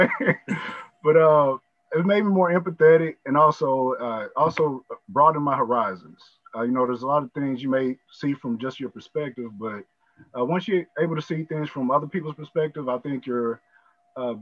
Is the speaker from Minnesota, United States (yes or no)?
no; Kentucky, United States; also born or lived in Texas / Arkansas; now in Tulsa, United States; I'm originally from Kentucky, so I'm kind of on that Bible Belt